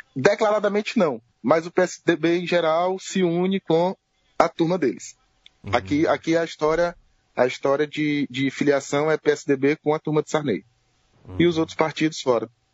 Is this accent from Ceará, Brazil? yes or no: no; Dom Pedro, Maranhão, Brazil; aqui no interior do Maranhão, inclusive perto lá da minha cidade, Dom Pedro